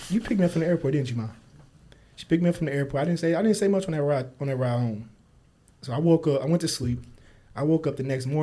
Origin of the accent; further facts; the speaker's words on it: Kansas City, Missouri, United States; moved away as an adult; now in Phoenix, United States; my hometown. Yeah, I'm hometown. from Kansas City.